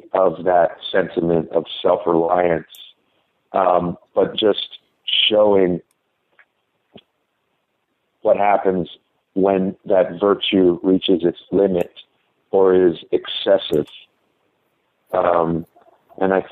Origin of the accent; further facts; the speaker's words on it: Ohio, United States; I grew up in Ohio